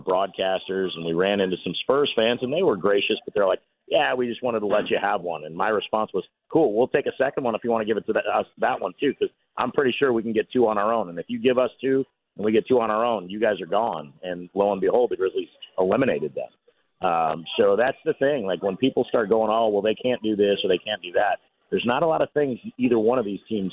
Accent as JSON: {"language": "English", "region": "California", "country": "United States", "tie": "born or raised there", "moved": "as an adult", "lives_now": "Memphis, United States", "said": "I grew up in California. I never thought I'd be in Memphis 21 years"}